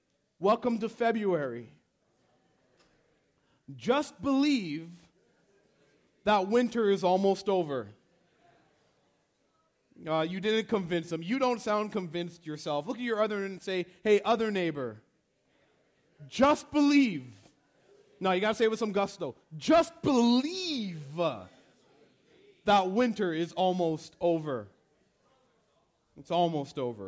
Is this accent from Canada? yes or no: yes; Canada; I was born in Canada